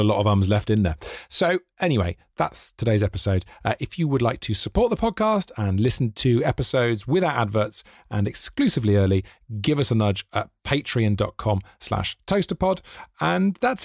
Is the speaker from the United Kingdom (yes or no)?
yes; Wales, United Kingdom; he oppressed my people. He oppressed the Welsh